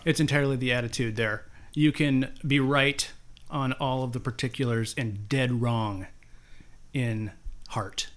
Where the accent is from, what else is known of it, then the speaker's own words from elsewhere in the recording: Cedar Rapids, Iowa, United States; I grew up here in Cedar Rapids, Iowa